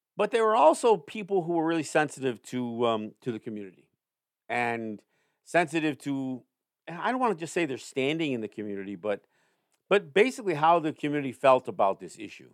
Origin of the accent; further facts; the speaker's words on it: Cambridge, New York, United States; now in Cattaraugus Territory, Seneca Nation, United States; The school that I went to high school at, um, in Cambridge, New York, uh, upstate near Saratoga area